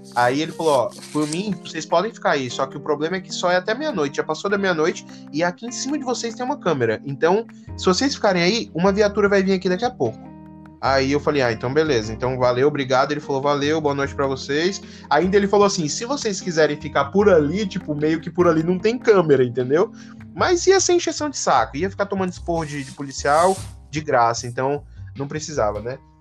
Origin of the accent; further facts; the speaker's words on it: Brazil; como a gente é brasileiro